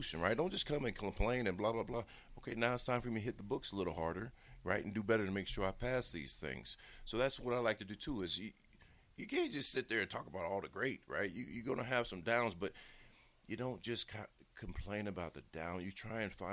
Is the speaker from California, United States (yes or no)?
no; Bellevue, Nebraska, United States; I'm from Omaha, you know, from Bellevue